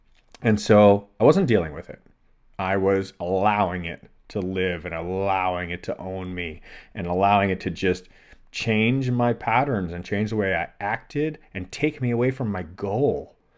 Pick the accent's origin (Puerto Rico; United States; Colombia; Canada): Canada; Toronto, Ontario; So I grew up in the Great Lakes region in Toronto in Canada. So fresh water, inland, no oceans, didn't spend any time near salt water.